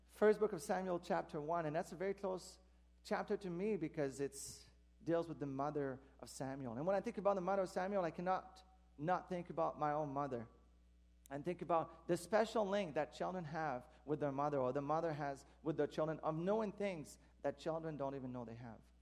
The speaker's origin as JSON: {"language": "English", "region": "Quebec", "country": "Canada", "moved": "yes", "said": "I'm from Quebec originally, so that my mom still lives there. Most of my family do."}